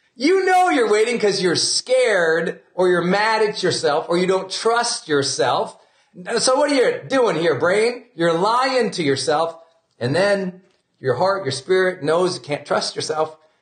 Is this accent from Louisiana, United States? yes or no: no; Montana, United States; I'm from Montana